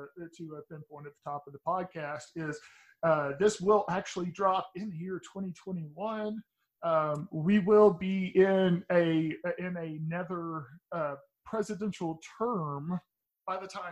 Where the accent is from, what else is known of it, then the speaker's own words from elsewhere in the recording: Texas, United States; I'm from Texas, but I'm from the part of Texas that nobody realized still exists, and everybody in my area of Texas pretty much is it's pretty much MAGA country.